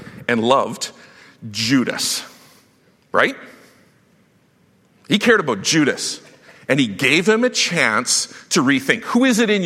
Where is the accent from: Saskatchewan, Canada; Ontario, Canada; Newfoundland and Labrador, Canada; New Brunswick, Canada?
Saskatchewan, Canada; I grew up in Saskatchewan where the only way that you survive high school was by fighting.